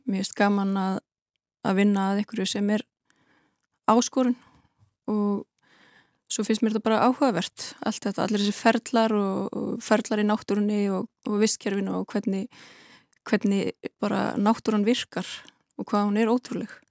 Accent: Westfjords, Iceland; svo er ég alin upp í Nýfstall og þannig ég þekki vel til fjörðana sko

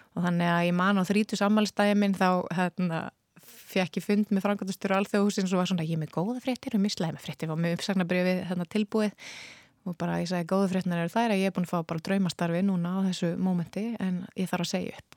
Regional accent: Iceland; við erum Íslendingar

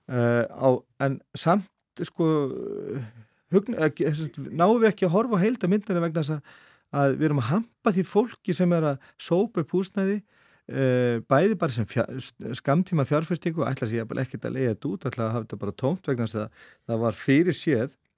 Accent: Bolungarvík, Westfjords, Iceland; moved away; also born or lived in Reykjavík / Árneshreppur; ég er svo alveg upp í Bólungavík alveg flytt þanga bara uh, innan við Áskamall og elst þar upp á mínu skólagöngu þar

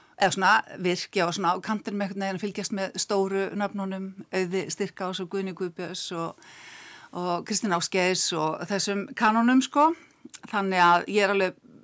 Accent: Keflavík, Southern Peninsula, Iceland; ég holst upp í Keflavík

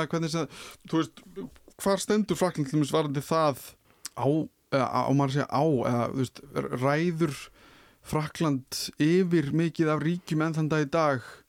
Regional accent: Iceland; sem Íslendingar

